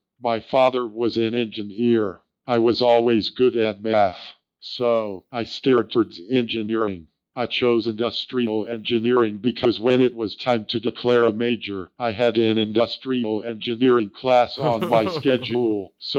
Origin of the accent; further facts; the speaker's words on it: North Palm Beach, Florida, United States; moved away as an adult; I am originally from North Palm Beach in South Florida.